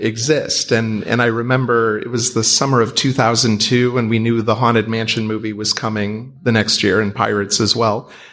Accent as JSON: {"language": "English", "town": "Cleveland", "region": "Ohio", "country": "United States", "said": "I'm some schmuck from Cleveland who got lucky"}